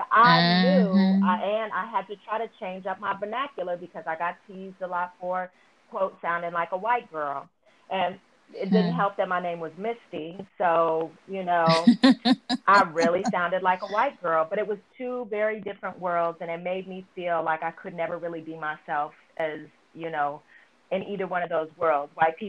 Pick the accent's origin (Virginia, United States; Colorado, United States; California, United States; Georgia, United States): California, United States; So I grew up in Northern California, Southern California. Northern California, all my friends were white or, you know, or other multicultural.